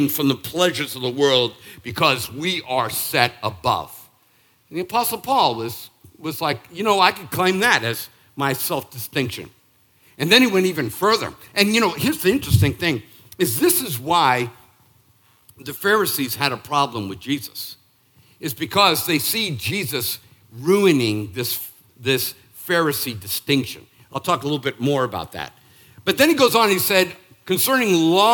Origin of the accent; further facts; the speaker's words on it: Northeast, United States; now in Charleston, United States; I am from the Northeast.